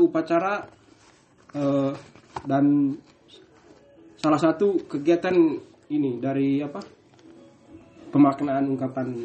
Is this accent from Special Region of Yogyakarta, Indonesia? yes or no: no; Lasang, East Nusa Tenggara, Indonesia; born there; khususnya di tempat saya tempat lahir saya di Kampung Lasang.